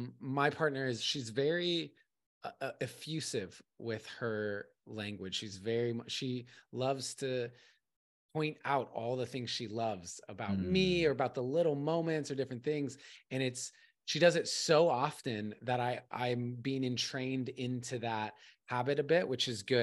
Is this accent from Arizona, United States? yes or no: yes; Arizona, United States; also born or lived in California; I was born in California. Mm. I was out there for a while. Sixth grade, I moved to Arizona, and I was there until I graduated college.